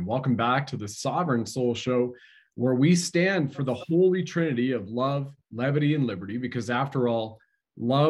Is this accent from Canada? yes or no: yes; Canada; as a Canadian